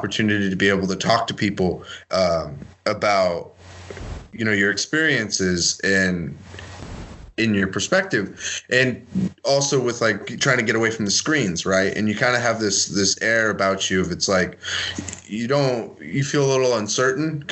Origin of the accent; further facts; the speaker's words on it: San Francisco, California, United States; moved away; also born or lived in Idaho; I grew up in the Bay Area, right, in, like, San Francisco, California, and I got moved to a town of 300 in Idaho